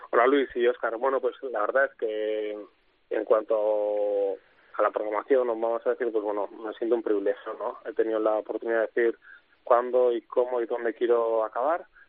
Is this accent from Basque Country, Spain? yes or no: yes; Oñati, Basque Country, Spain; mi pueblo, a Oñati